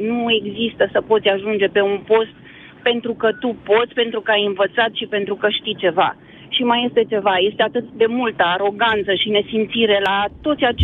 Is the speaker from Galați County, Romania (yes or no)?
no; Craiova, Dolj, Romania; Da, din Craiova venim.